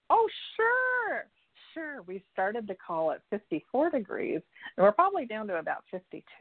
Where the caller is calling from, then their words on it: Santa Barbara, California, United States; I'm from California, Santa Barbara